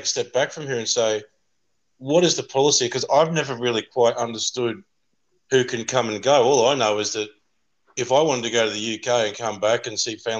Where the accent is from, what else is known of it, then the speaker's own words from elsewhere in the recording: Australia; I'm embarrassed as an Australian